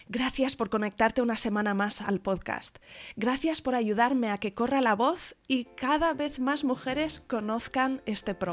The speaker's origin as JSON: {"language": "Spanish", "town": "Salamanca", "region": "Castile and León", "country": "Spain", "moved": "as an adult", "lives_now": "Fuerteventura, Spain", "said": "yo soy de Salamanca, eh, tengo 35 años ahora"}